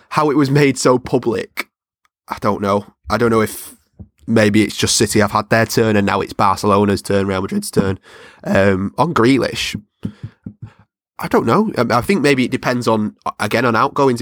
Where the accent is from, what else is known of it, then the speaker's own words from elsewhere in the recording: Salford, North West England, United Kingdom; I'm from Salford, it's predominantly red area